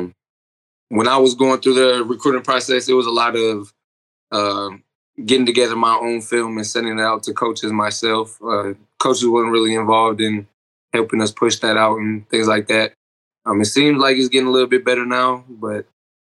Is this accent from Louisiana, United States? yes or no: no; Milwaukee, Wisconsin, United States; moved away as an adult; now in Oklahoma, United States; I'm originally from Milwaukee, Wisconsin